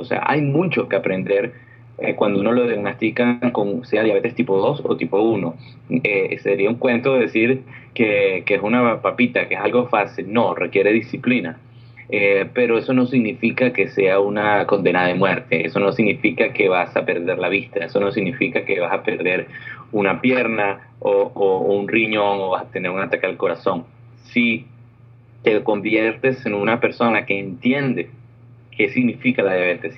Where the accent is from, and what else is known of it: Venezuela; moved away as an adult; also born or lived in Orlando, United States; now in California, United States